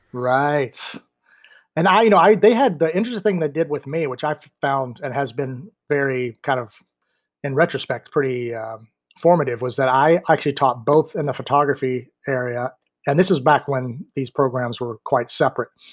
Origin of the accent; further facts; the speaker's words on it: Mills River, North Carolina, United States; also born or lived in Washington, D.C. / Maryland; I grew up here in Mills River, Asheville area.